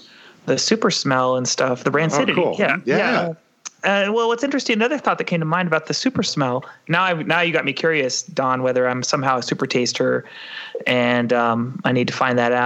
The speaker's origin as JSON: {"language": "English", "region": "California", "country": "United States", "tie": "born or raised there", "said": "I grew up eating avocados in California"}